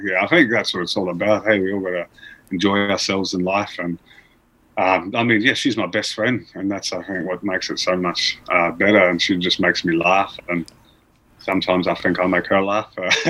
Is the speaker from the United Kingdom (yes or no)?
no; Cairns, Queensland, Australia; When I was growing up in Cairns, there's a lot of Indigenous and Torres Strait Islanders there, so our next door neighbours were TI, and we grew up with them our whole lives